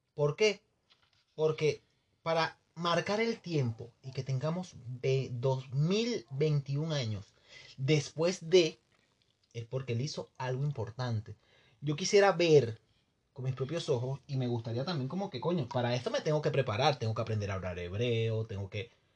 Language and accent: Spanish; Venezuela; moved away as an adult; yo cuando me fui de Venezuela